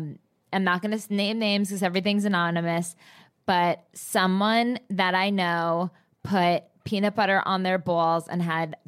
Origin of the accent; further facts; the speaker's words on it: New Jersey, United States; I was from Jersey.